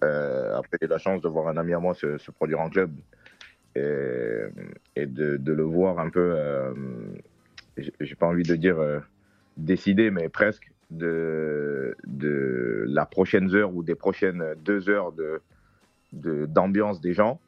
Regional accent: Côte d’Ivoire; je suis ivoirien, de tribu Djoula

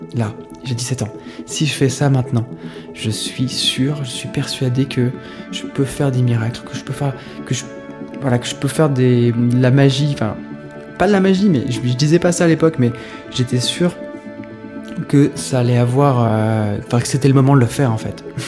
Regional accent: Saint-Pierre-de-Chandieu, Auvergne-Rhône-Alpes, France; un village qui s'appelle Saint-Pierre de Chandieu, c'est là où j'ai grandi, près de Lyon

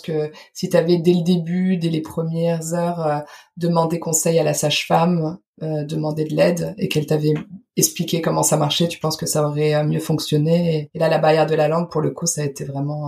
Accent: France; moved away as an adult; now in Germany; je suis française et habite en Allemagne depuis maintenant 9 ans

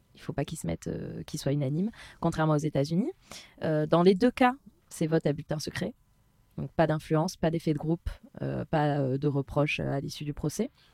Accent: France; on est français

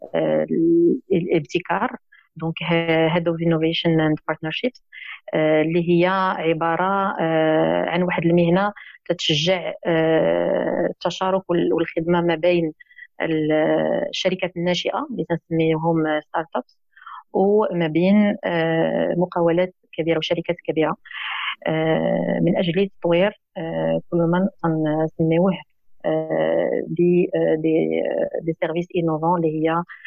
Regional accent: Rabat, Rabat-Salé-Kénitra, Morocco; من مواليد مدينه الرباط

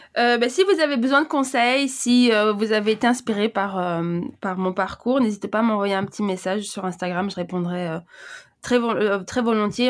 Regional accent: Brussels, Brussels-Capital Region, Belgium; j'ai grandi à Bruxelles

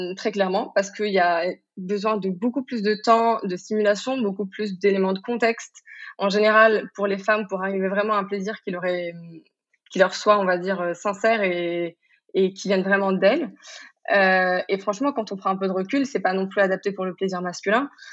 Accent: Morocco; je suis marocaine, j'ai grandi au Maroc

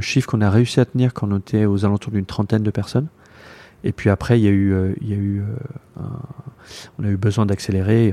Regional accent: Paris, Île-de-France, France; moved away as an adult; now in Taipei, Taiwan; je suis né à Paris

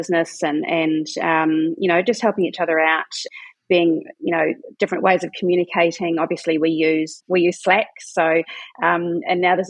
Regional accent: New Zealand; also born or lived in Sweden; And then I moved it down to New Zealand, where I'm from. I'm a Kiwi

